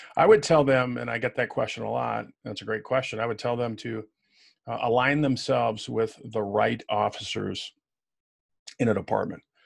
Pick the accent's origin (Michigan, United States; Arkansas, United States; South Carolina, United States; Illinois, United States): Illinois, United States; Waukegan; moved away; I was born in Waukegan, which is just outside of Chicago